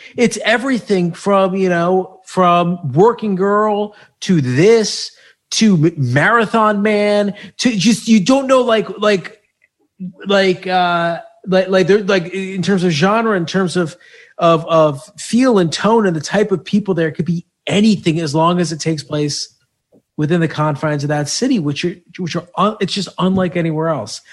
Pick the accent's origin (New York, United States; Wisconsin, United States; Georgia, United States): New York, United States; suburbs of; I am from the suburbs of New York